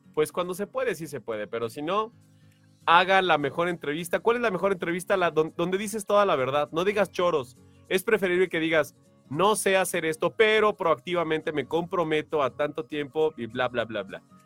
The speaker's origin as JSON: {"language": "Spanish", "country": "Mexico", "said": "somos mexicanos"}